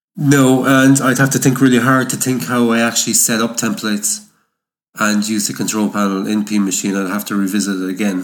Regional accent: Ireland; I come from Ireland

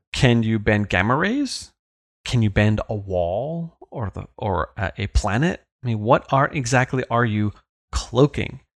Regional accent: the Hamptons, New York, United States; I was a lad growing up in the Hamptons.

